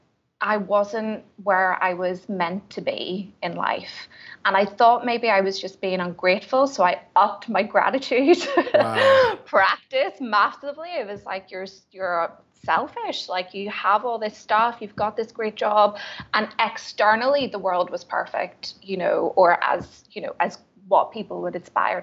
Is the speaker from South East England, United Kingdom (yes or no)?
no; Belfast, Northern Ireland, United Kingdom; I am originally from Belfast in Northern Ireland